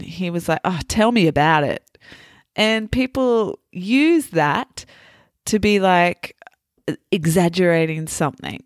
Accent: Australia; moved away as an adult; also born or lived in Italy / France; growing up as an Australian and now having lived in Italy and in France

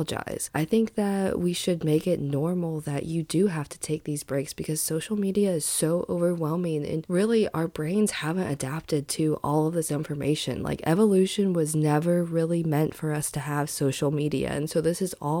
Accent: Indiana, United States; I grew up in Indiana

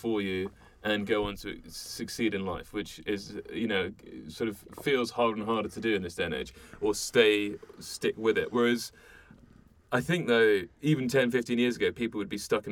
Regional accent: London, United Kingdom; I'm from London, right, born and bred

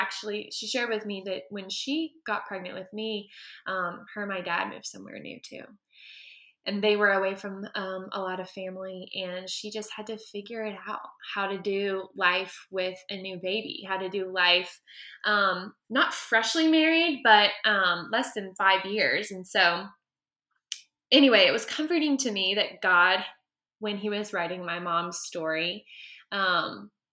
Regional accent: Birmingham, Alabama, United States; moved away as an adult; I'm from Birmingham, Alabama

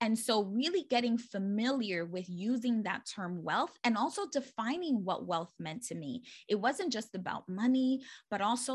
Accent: New York City, New York, United States; born and raised in the Bronx

